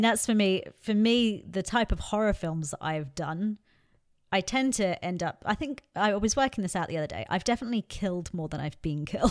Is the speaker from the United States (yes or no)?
no; England, United Kingdom; growing up in England